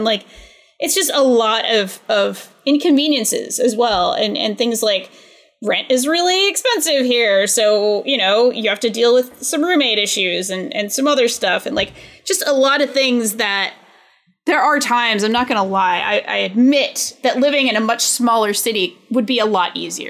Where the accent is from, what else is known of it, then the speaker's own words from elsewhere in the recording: New England, United States; I mean, I'm from New England.